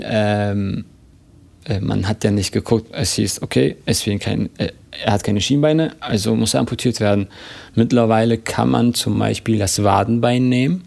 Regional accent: Berlin, Germany; Und ich bin hier in Berlin geboren

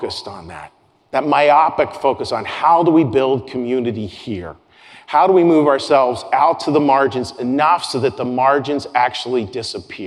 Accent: Pittsburgh, Pennsylvania, United States; moved away; out of my hometown of Pittsburgh, Pennsylvania

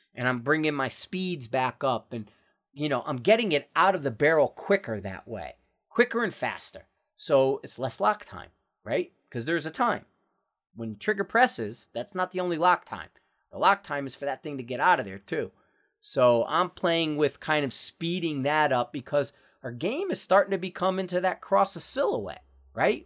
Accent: Bridgeport, Connecticut, United States; moved away; I'm from Bridgeport, Connecticut.

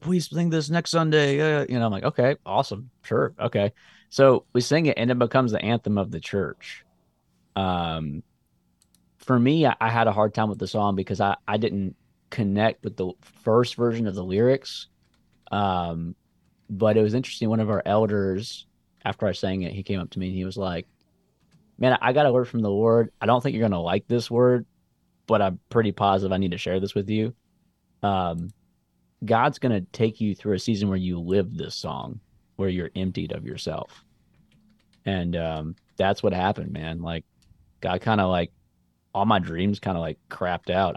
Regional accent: Columbia, United States; also born or lived in Memphis; moved back to Columbia

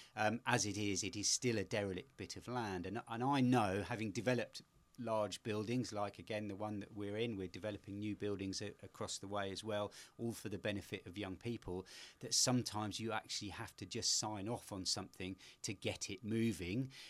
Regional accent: London, United Kingdom; moved away as an adult; now in Bristol, United Kingdom; I grew up in the middle of London, uh, in Pimlico

